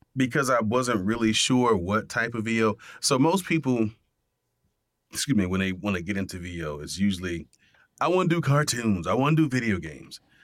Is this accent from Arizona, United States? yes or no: no; Miami, Florida, United States; growing up in Miami